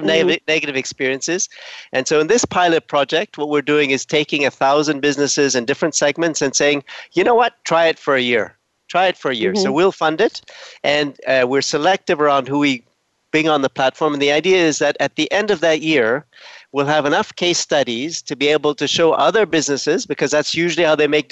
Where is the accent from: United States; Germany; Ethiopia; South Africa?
Ethiopia; moved away; also born or lived in Canada; I'm originally from Ethiopia.